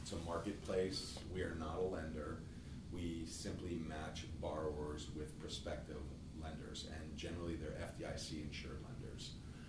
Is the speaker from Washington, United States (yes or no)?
no; New York, United States; moved away as an adult; also born or lived in Hollywood / Northern California; now in Sacramento, United States; I'm an attorney from New York.